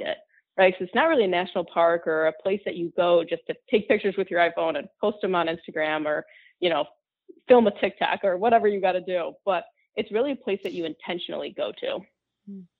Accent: Grand Rapids, Michigan, United States; I grew up in West Michigan, so Grand Rapids

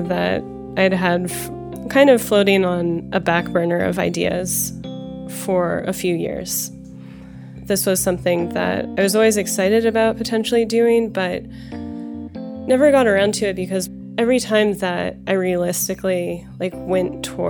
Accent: Los Angeles, California, United States; I'm from Los Angeles, and I live in Los Angeles

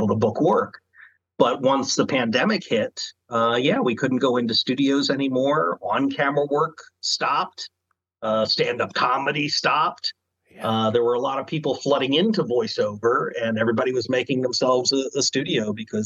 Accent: Maryland, United States; moved away; I'm originally from Maryland, and we have a small but really amazing film community out there

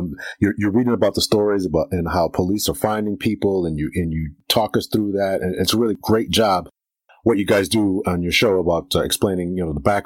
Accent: Waterbury, Connecticut, United States; I grew up in Waterbury, Connecticut

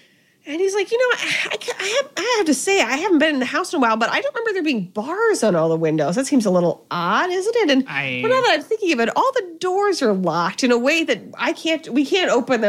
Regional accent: New York, United States; as a New Yorker

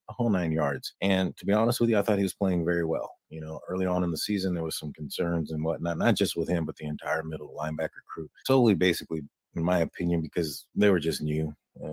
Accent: Texas, United States; I'm from Texas

